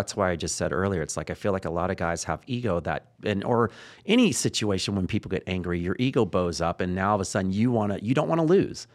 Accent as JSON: {"language": "English", "region": "Texas", "country": "United States", "said": "I'm from Texas"}